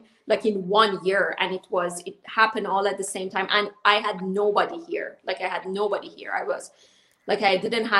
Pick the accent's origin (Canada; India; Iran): Iran; moved away; me growing up in Iran under the Islamic rules.